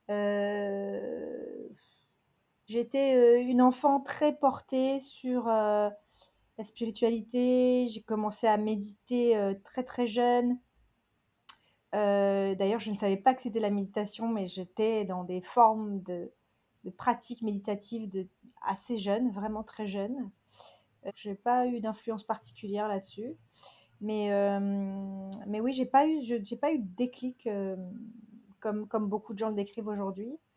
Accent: Toronto, Ontario, Canada; also born or lived in Calgary / New York / London; je suis franco-canadienne de Toronto. J'ai fait mes études à Calgary et euh, je suis new-yorkaise, euh, j'ai été new-yorkaise à plein temps, pendant plus d'une dizaine d'années

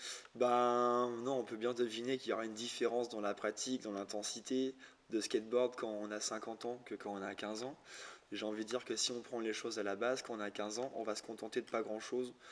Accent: Lorient, Brittany, France; je suis de Lorient, donc, euh, Bretagne Sud

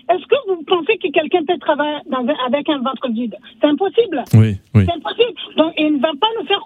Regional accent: Burkina Faso; moved away; je suis burkinabé.

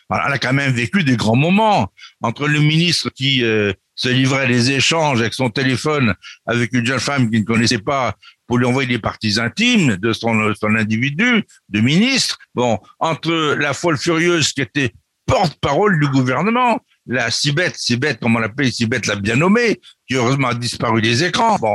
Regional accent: France; Nous, Français de l'étranger, nous sommes Français. Nous revendiquons la culture française, l'histoire de la France

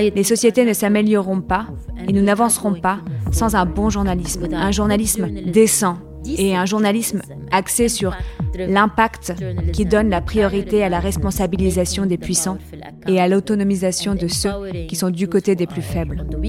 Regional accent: Lebanon; Je suis née en 1974, l'année où la guerre a commencé au Liban. Uh, uh, J'appartiens à cette génération de la guerre civile au Liban

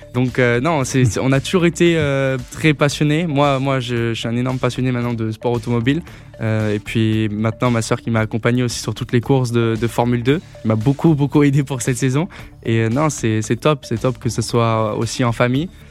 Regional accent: Grasse, south of France, France; je suis originaire du sud de la France.

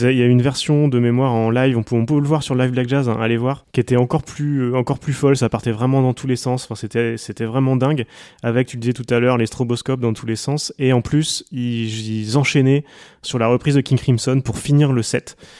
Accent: Coutances, Normandy, France; J'ai grandi à Coutances

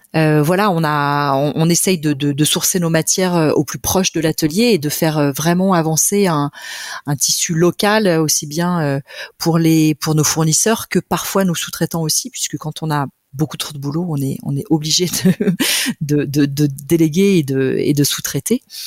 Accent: Monts du Lyonnais, Auvergne-Rhône-Alpes, France; also born or lived in Lyon; je suis lyonnaise d'origine, née à Lyon et euh, j'ai grandi dans les monts du Lyonnais

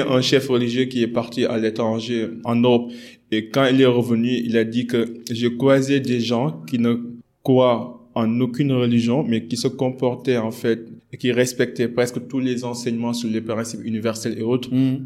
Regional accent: Senegal; on est des Sénégalais

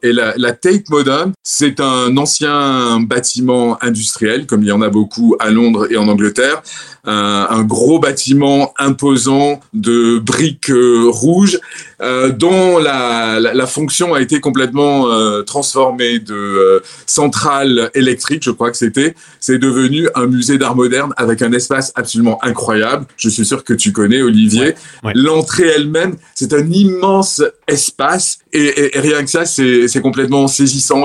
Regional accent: Orange, Provence-Alpes-Côte d'Azur, France; moved away as an adult; now in London, United Kingdom; je suis un méridional, je suis provençal. Ma ville natale, c'est Orange, dans le Vaucluse.

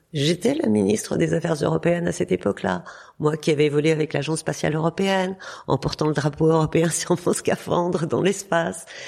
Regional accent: Burgundy, Bourgogne-Franche-Comté, France; je suis née en Bourgogne avec une une vie avec des frères et sœurs euh, très proches de la nature

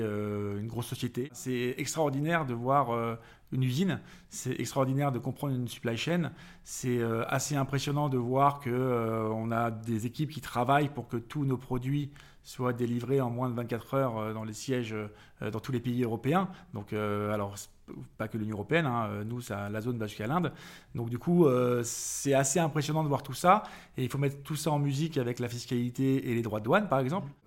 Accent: Paris, Île-de-France, France; born or raised there; also born or lived in Vannes, Morbihan, Brittany

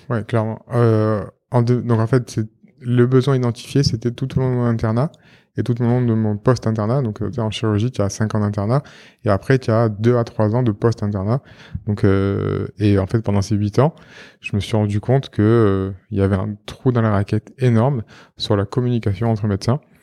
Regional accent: Marseille, Provence-Alpes-Côte d'Azur, France; je suis marseillais

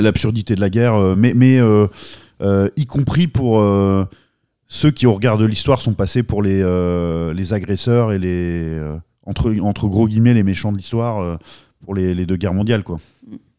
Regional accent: France; nous, notamment français

